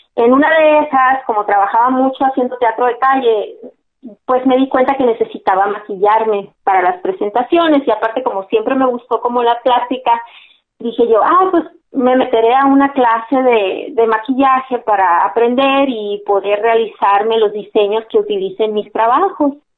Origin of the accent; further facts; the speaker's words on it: Hermosillo, Sonora, Mexico; also born or lived in La Paz, Baja California Sur; yo soy nacida en La Paz, California Sur, por casi casi que por accidente, que andaban mis papás trabajando por allá y nací allá y luego se regresaron a Hermosillo, entonces realmente soy hermosillense